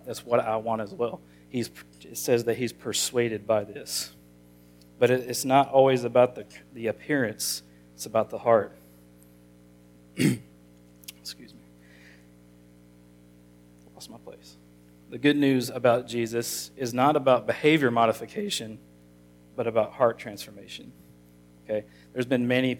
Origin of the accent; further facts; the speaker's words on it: Monticello, Arkansas, United States; I grew up in Monticello all my life.